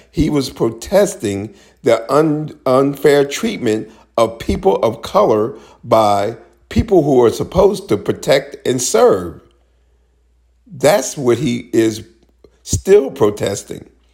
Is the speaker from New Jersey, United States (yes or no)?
no; Maryland, United States; my home state of Maryland